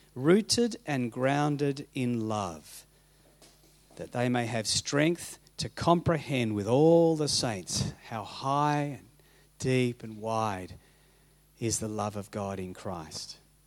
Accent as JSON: {"language": "English", "country": "Papua New Guinea", "tie": "born or raised there", "said": "I grew up in Papua New Guinea. I was a missionary kid"}